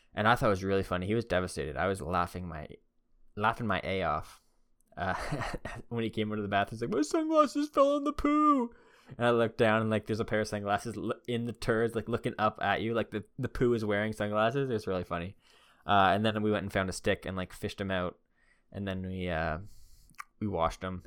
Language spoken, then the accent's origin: English; Canada